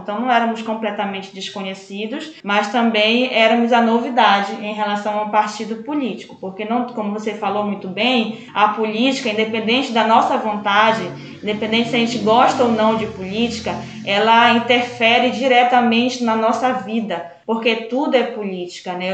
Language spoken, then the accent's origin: Portuguese; Médio Rio Moju, Pará, Brazil; Eu sou ribeirinha, eu sou do Médio Rio Moju lá